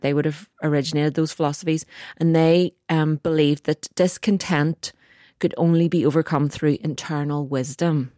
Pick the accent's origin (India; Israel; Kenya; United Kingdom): United Kingdom; Northern Ireland; It's very complicated to be Northern Irish.